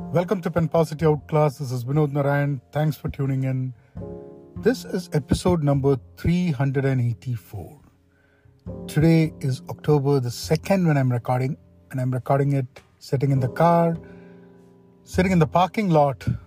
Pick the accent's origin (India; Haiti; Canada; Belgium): India; Kerala; moved away as an adult; also born or lived in Washington, D.C., United States; now in United States; Growing up in India, in Kerala